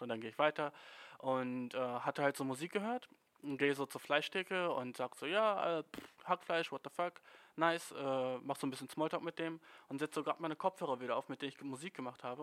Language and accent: German; Germany; als Deutscher